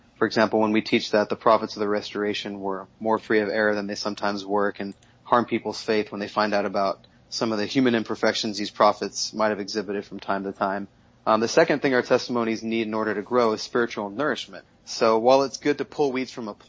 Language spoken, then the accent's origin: English; Southern California, United States; also born or lived in Mexico City; I grew up in Southern California